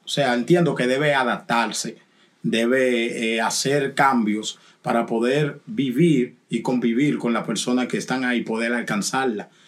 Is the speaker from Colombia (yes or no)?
no; Dominican Republic; yo soy dominicano